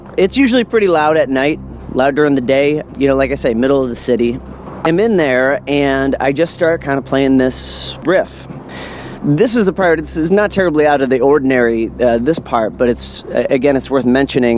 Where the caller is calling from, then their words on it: New Orleans, Louisiana, United States; I'm calling from New Orleans, Louisiana